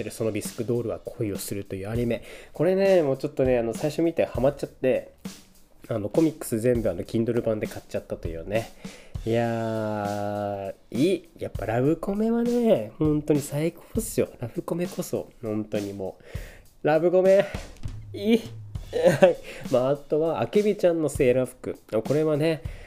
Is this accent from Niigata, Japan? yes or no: yes; Niigata, Japan; moved away; 僕の地元である新潟県